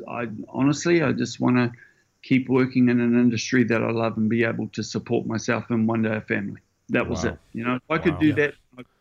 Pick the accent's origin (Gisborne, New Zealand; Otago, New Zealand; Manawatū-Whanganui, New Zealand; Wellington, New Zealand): Gisborne, New Zealand; moved away; I'm from Gisborne